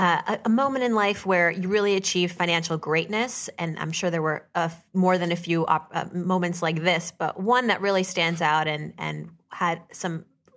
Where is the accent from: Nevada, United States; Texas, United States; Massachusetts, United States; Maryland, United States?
Massachusetts, United States; Worcester; born there; I was born in Worcester, which I hear they got like 81 inches so far.